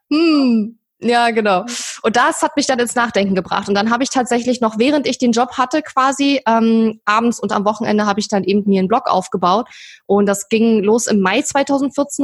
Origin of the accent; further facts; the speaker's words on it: eastern Germany, Germany; ich komme aus dem Osten, bin im Osten geboren